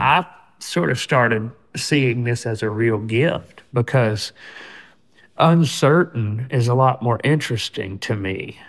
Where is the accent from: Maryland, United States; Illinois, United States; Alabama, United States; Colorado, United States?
Alabama, United States; people that I grew up around in Alabama.